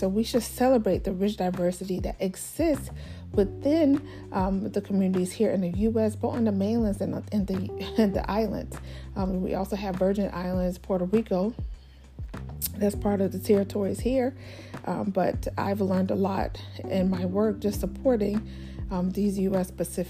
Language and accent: English; Nigeria; now in United States; you know, I'm Nigerian, so any of my American friends, I introduce them to our culture, you know, our Afrobeat music, our clothing.